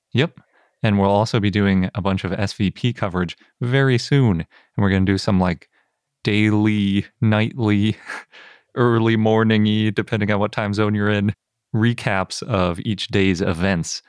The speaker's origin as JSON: {"language": "English", "region": "Wisconsin", "country": "United States", "said": "I'm from Wisconsin"}